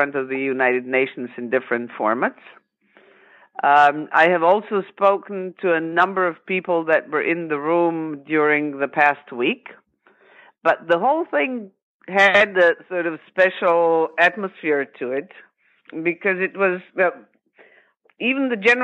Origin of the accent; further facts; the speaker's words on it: Zagreb, City of Zagreb, Croatia; I grew up in Zagreb, which is the capital of Croatia. I was born there.